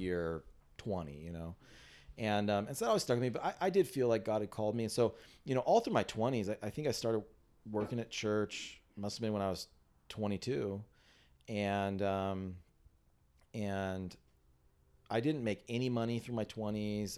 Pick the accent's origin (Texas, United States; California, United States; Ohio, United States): California, United States; San Diego; I grew up in San Diego